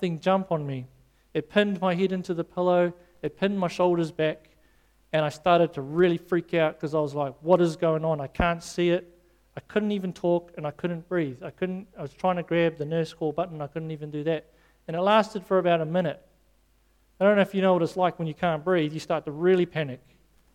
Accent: South Africa; moved away; I grew up in South Africa

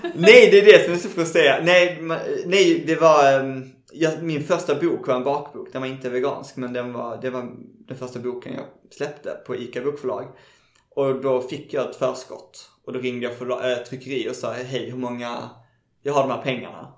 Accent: Malmö, Skåne, Sweden; moved away as an adult; now in Stockholm, Sweden; jag är från Malmö. uh, precis, ute i en förort som heter Kirseberg

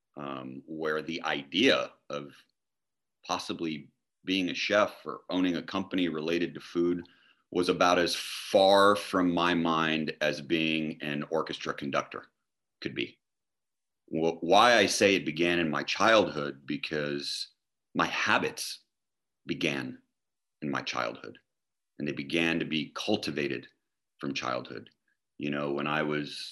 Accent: United States; we grew up here in the United States

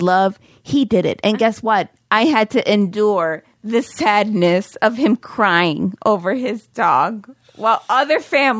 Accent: Buffalo, New York, United States; I'm from Buffalo.

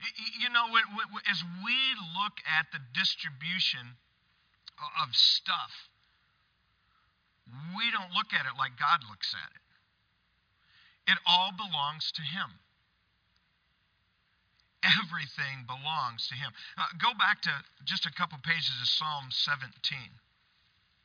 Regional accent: Michigan, United States; on the family farm where I grew up in Michigan

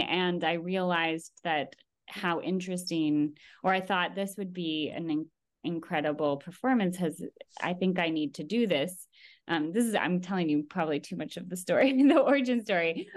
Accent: Bay Area, California, United States; I grew up in the Bay Area in California

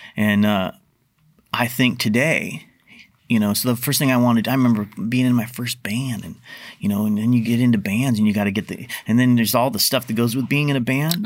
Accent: Portland, Oregon, United States; I grew up in North Portland

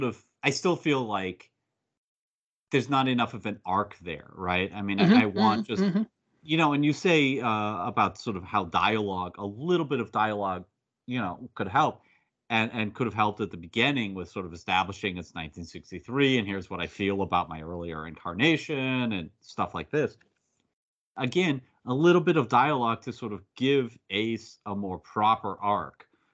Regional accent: United States; as an American.

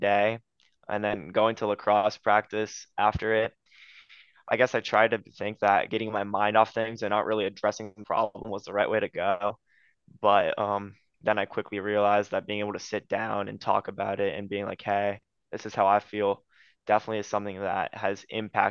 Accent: Ohio, United States; also born or lived in Romania; growing up in Ohio, the weather changes a lot.

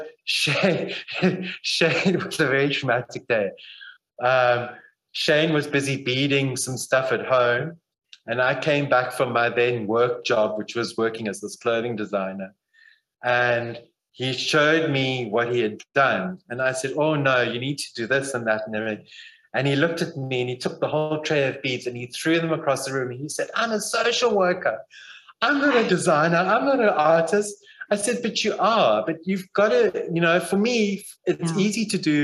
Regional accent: Zimbabwe; now in Barrydale, South Africa; I grew up in Zimbabwe.

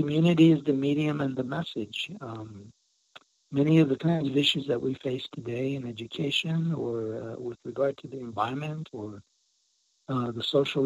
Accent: Santa Clara Pueblo, New Mexico, United States; I'm from Santa Clara Pueblo, Tewa Indian

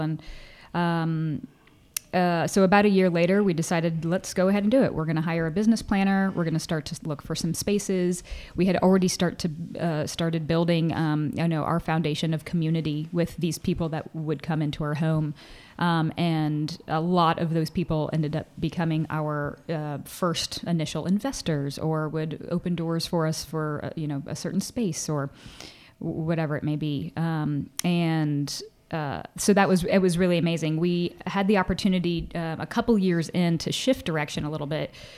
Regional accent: Indianapolis, Indiana, United States; moved away; I grew up in Indianapolis, Indiana

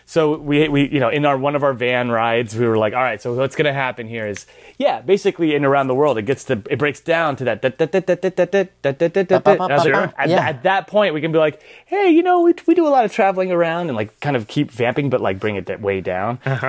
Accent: Pennsylvania, United States; She's from Ohio. I'm from Pennsylvania, and all these things are mentioned in Around the World.

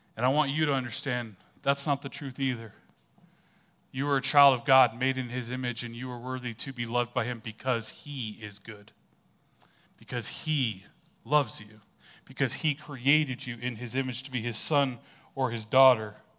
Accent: California, United States; moved away; I was originally from California.

